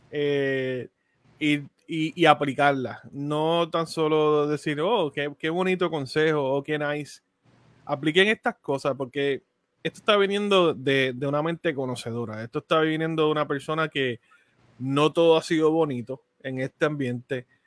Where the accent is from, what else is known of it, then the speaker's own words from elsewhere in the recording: Puerto Rico; Y como digo, como puertorriqueño, ¿verdad? Dentro de la comunidad latina, así que te damos las gracias.